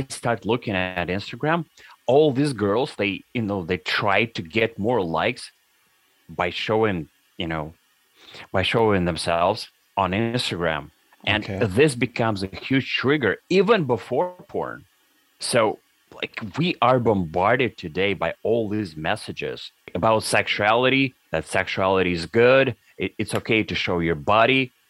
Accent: Russia; now in Canada; back when I was in those 1990s, I was growing up in Russia

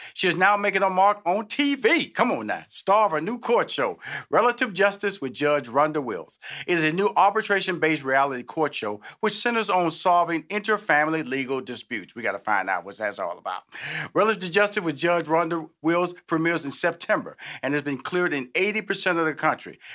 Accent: Houston, Texas, United States; I'm from Houston

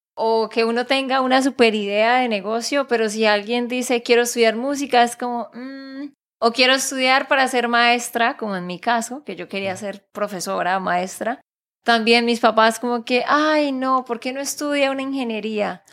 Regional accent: Santander, Colombia; de Santander, Colombia

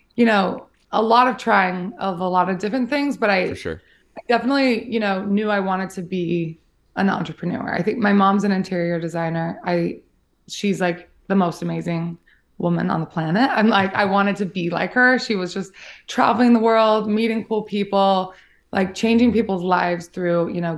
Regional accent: Salt Lake City, Utah, United States; So I grew up in Salt Lake City, Utah

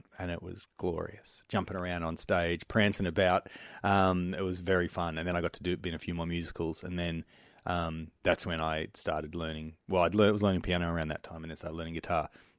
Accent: Engadine, New South Wales, Australia; I grew up in Engadine, which is like, if people think of the Sutherland Shire, they normally think of the Cronulla riots, or at least Cronulla and the beach and everything, but I was from the westy side.

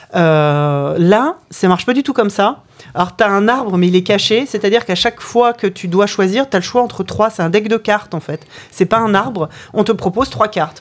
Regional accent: Orléans, Centre-Val de Loire, France; je, suis né dans une ville qui s'appelle Orléans

